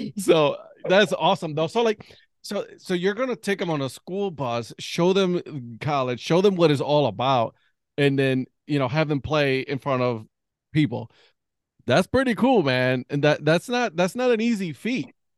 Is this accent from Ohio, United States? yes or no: yes; Ohio, United States; now in North Carolina, United States; we're from Ohio.